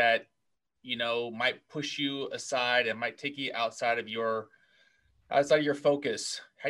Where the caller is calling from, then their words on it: Southern California, United States; I'm calling from Southern California.